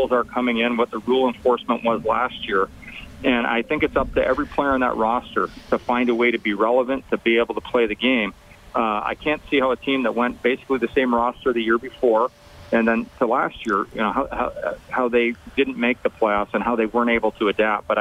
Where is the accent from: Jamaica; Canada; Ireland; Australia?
Canada; as a Canadian